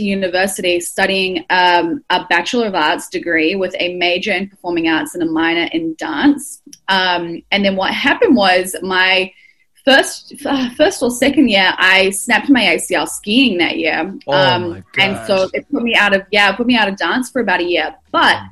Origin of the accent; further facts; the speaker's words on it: Auckland, New Zealand; moved away as an adult; also born or lived in United States; now in Melbourne, Australia; I've been in Australia for coming up 7 years, but I grew up in New Zealand.